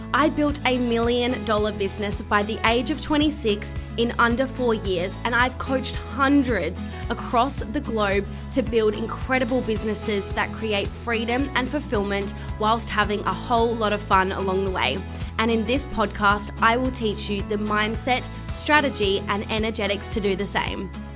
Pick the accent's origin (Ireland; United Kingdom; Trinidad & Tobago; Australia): Australia; Adelaide, South Australia; now in Brisbane, Australia; I have been in Adelaide, my hometown, with my family